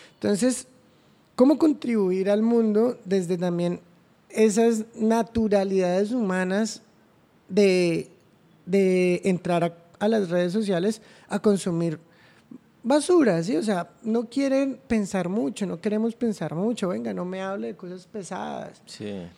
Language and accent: Spanish; Cúcuta, Norte de Santander, Colombia; also born or lived in Ocaña / Bogotá; Sí, en Cúcuta, soy cucuteño, eh, estudié mi primaria en Cúcuta, aunque me gradué en Ocaña, entonces ah, también soy ocañero